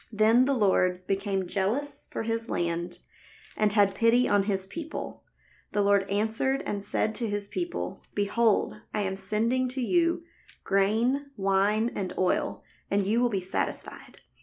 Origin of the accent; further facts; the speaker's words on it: the South, United States; accent: Southern; also born or lived in Alabama; If you can't tell by my voice, I was born and raised in the South